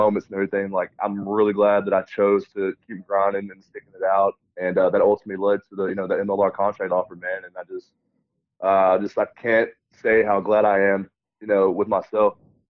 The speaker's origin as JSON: {"language": "English", "region": "Texas", "country": "United States", "tie": "born or raised there", "said": "just be able to be close to my hometown and just kind of help grow the game of rugby in Texas"}